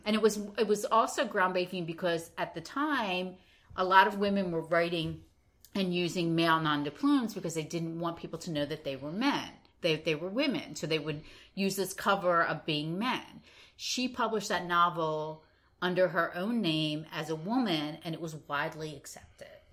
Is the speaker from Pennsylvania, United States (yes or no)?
yes; Philadelphia, Pennsylvania, United States; I myself have great Philadelphia pride